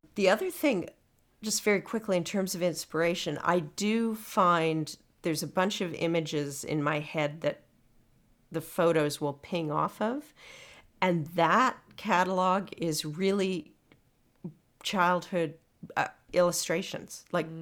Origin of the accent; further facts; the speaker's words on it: Winnipeg, Manitoba, Canada; I'm from Winnipeg